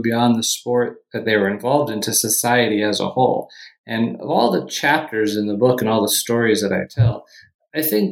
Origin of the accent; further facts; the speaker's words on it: Fort Myers, Florida, United States; moved away as an adult; also born or lived in New York City / California / Ohio; now in Rochester, United States; I grew up in Fort Myers, Florida